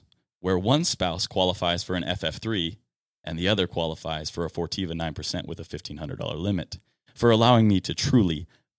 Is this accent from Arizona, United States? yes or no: no; Seattle, Washington, United States; I got to watch my hometown team, the Seattle Mariners, compete against the New York Yankees